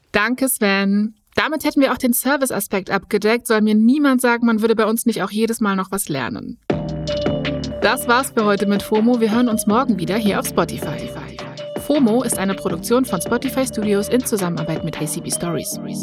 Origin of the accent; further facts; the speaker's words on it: Berlin, Germany; als gebürtige Berlinerin